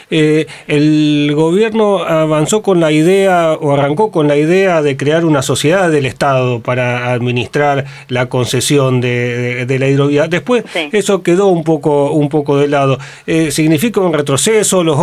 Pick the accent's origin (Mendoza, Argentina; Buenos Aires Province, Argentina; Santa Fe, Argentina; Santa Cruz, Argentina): Santa Fe, Argentina; Rosario; Nacido, criado en el barrio Echesortu.